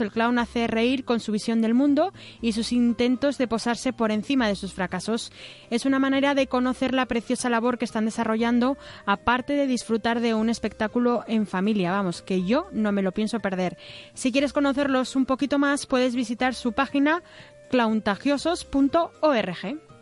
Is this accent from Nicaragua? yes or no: no; Aragon, Spain; tenemos los, los aragoneses en tema de, de mentalidad